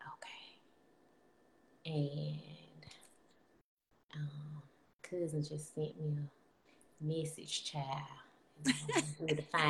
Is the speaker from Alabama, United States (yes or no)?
yes; Alabama, United States; now in Atlanta, United States; I'm from Lynette, Alabama, but I live in Atlanta. So that's how I sound the way I sound